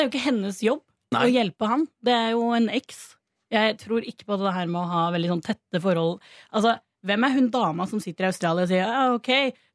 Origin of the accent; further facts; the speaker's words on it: Stavanger, Rogaland, Norway; now in Oslo, Norway; Jeg er Oslo-basert, men jeg er eh, originalt fra Stavanger